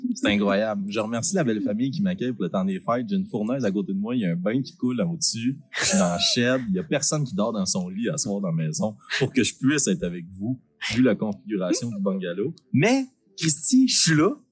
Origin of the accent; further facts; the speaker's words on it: Shawinigan, Quebec, Canada; on vient de Shawinigan